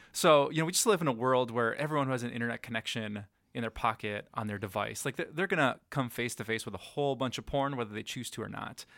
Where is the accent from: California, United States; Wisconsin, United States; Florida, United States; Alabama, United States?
Wisconsin, United States; Green Bay; also born or lived in Sheboygan, Wisconsin / Madison, Wisconsin; now in Appleton, United States; when I was two, we moved to Green Bay, so that was really hometown for me.